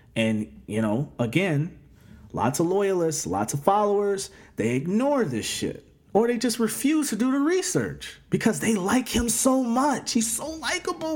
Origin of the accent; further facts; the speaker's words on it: United States; we as American people